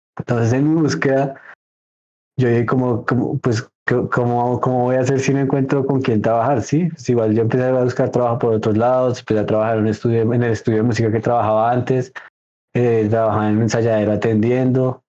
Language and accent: Spanish; Bogotá, Colombia; yo soy de Bogotá, Colombia